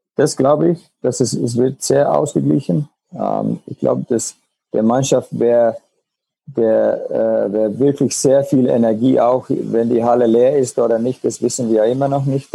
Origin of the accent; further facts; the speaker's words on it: Finland; German is a second language; moved away as an adult; now in Germany; in Finnland, wo ich noch gespielt habe oder oder ja, von wo ich herkomme